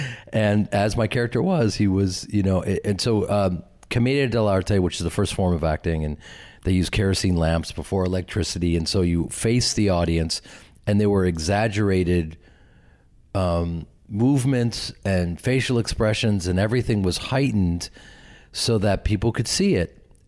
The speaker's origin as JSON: {"language": "English", "region": "Midwest", "country": "United States", "said": "because I'm from the Midwest, I'm from this acting family and an acting community"}